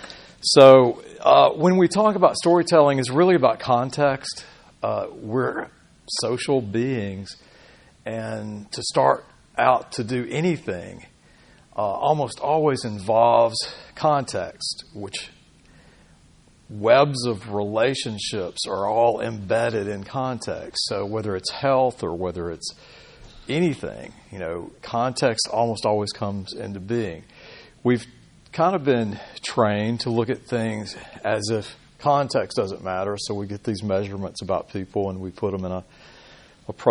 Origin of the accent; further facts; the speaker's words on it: Birmingham, Alabama, United States; moved away; also born or lived in Oregon; I grew up in Birmingham.